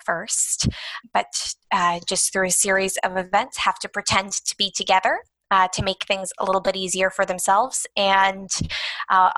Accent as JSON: {"language": "English", "town": "Toronto", "region": "Ontario", "country": "Canada", "tie": "born or raised there", "said": "I was born and raised in Toronto."}